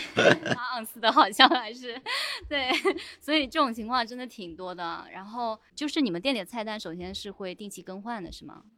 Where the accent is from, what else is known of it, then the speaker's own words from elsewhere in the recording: Taiwan; moved away; also born or lived in Canada / Australia; 我们台湾那边不是有古法红糖嘛